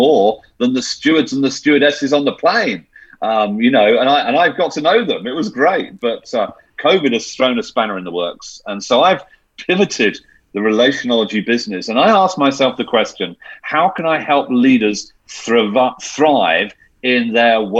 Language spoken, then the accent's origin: English; United Kingdom; I'm being very British